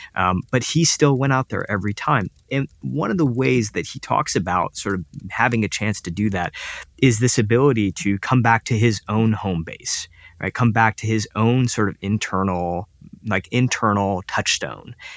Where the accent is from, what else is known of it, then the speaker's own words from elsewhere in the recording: United States; as an Indian kid living up living in the United States